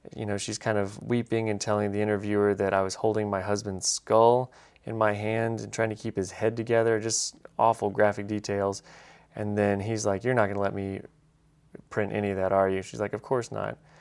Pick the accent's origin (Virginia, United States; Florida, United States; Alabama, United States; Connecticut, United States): Alabama, United States; I'm from Alabama